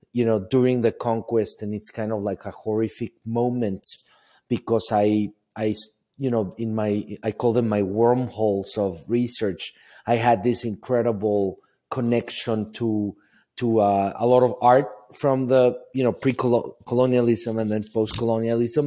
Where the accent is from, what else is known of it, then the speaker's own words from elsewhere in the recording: Mexico City, Mexico; moved away as an adult; now in United States; I grew up in Mexico City, not with a lot of money